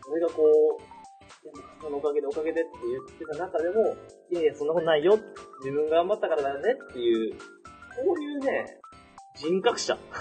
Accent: Okayama, Japan; moved away; 地元岡山で。

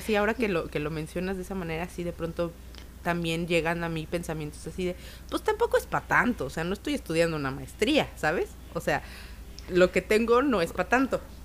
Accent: Mexico

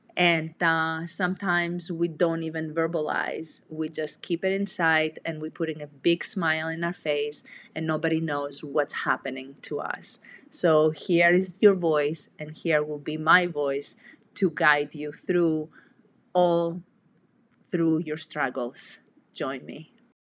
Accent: Greece; moved away as an adult; I'm originally from Greece, and I came

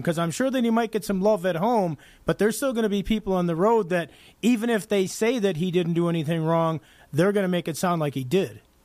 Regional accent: Chicago, Illinois, United States; I'm from the Chicago area

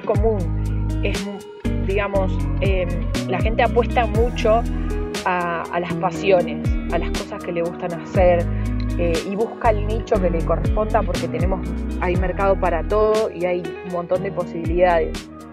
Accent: Rosario, Santa Fe, Argentina; now in Villa Lago Meliquina, Argentina; nosotros somos rosarinos que decidimos venir a vivir a la Patagonia

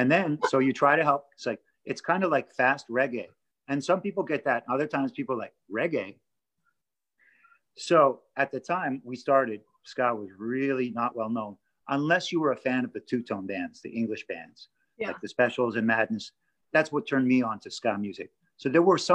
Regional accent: Toronto, Ontario, Canada; moved away as an adult; now in Los Angeles, United States; I grew up in Toronto, Canada, but I've been in LA since the 90s.

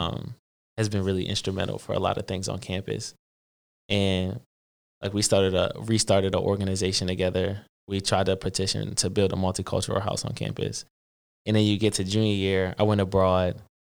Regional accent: Philadelphia, Pennsylvania, United States; I'm originally from West Philly. Um, I got a older brother, a little brother. little sister, uh, grew up with two parents

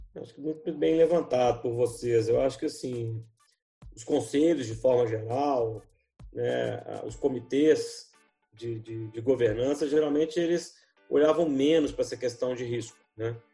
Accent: Brazil

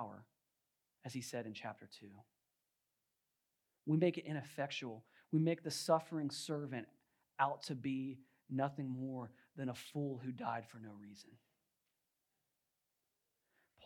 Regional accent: Virginia, United States; I grew up in Virginia

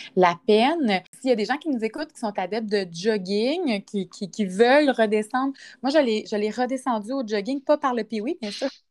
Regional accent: Quebec City region, Canada; Moi, je suis de la région de Québec

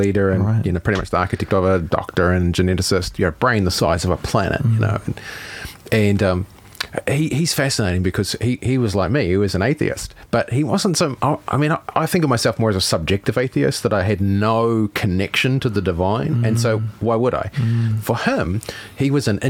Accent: Howick, Auckland, New Zealand; we grew up in Howick.

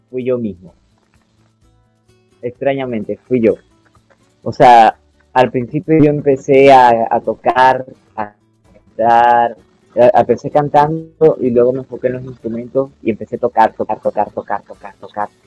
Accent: Venezuela; now in Colombia; eh, a lo que salí de Venezuela y vine para acá a Colombia, lo que me mantuvo fue la música

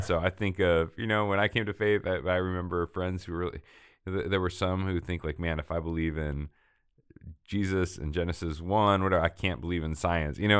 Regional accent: Portland, Oregon, United States; moved away as an adult; grew up m, in, uh, Northwest in Oregon, Portland, uh, it was my hometown

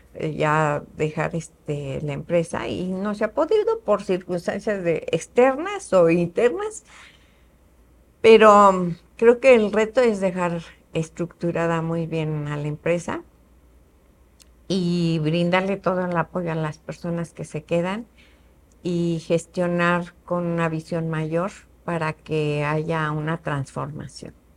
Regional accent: Querétaro, Mexico; also born or lived in Mexico City; Yo soy queretana también, mis papás

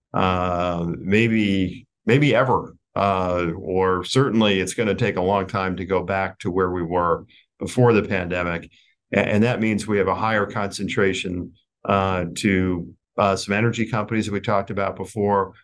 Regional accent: United States

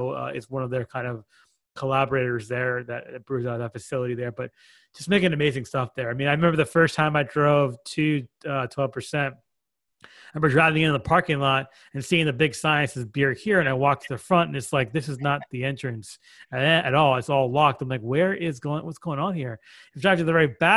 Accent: Framingham, Massachusetts, United States; moved away as an adult; also born or lived in New York; now in Connecticut, United States; I'm originally from Massachusetts. I lived in Framingham. I grew up in Framingham, which is about 35 minutes west of Boston.

